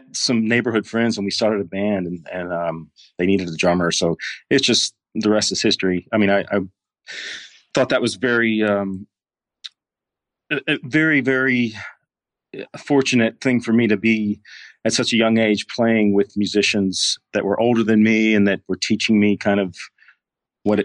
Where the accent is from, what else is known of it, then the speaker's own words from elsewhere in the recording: Clinton, Mississippi, United States; moved away as an adult; also born or lived in Texas; I grew up in Mississippi, in a small town outside of Jackson. Clinton was the name of the city.